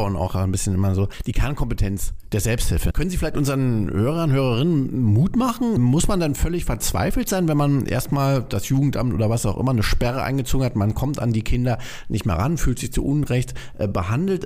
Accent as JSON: {"language": "German", "country": "Germany", "said": "Bei uns in Deutschland"}